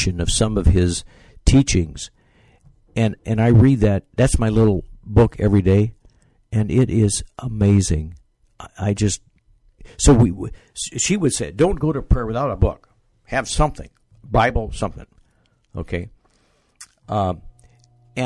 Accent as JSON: {"language": "English", "town": "Bakersfield", "region": "California", "country": "United States", "tie": "born or raised there", "moved": "yes", "lives_now": "Boston, United States", "said": "I grew up in California, Bakersfield, California."}